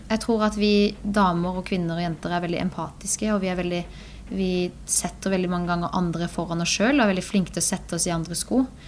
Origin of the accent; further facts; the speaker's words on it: Birkeland, Agder, Norway; på Birkeland, der vi kommer fra